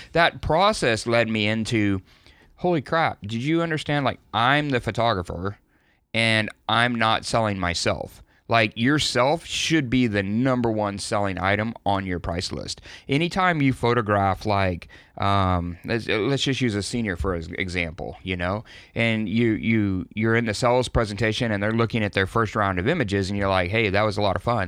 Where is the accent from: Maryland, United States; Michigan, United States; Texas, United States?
Texas, United States; I'm from Texas.